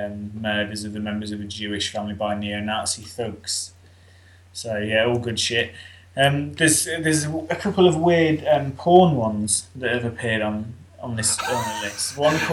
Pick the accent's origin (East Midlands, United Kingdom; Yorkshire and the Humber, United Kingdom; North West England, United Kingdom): East Midlands, United Kingdom; Leicester; I'm from Leicester, which is almost bang in the middle of the UK.